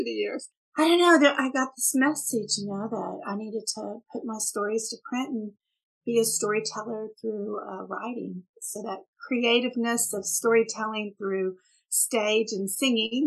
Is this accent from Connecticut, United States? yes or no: no; Houston area, Texas, United States; accent: Texas; moved away; also born or lived in Tulsa, Oklahoma / Dubai; mom and daddy moved, daddy's job changed down to Texas in the Houston area. And so I came when I was about 14 months.